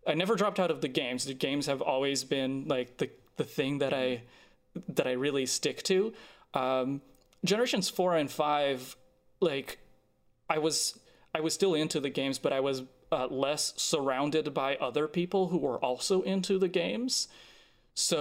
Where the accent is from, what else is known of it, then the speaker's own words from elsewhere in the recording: Brazil; moved away; I'm originally from Brazil